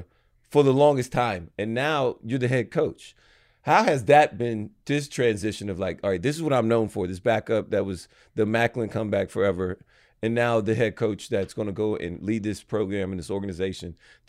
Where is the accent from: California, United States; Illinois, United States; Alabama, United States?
Alabama, United States; It's hard for me. I'm from Alabama.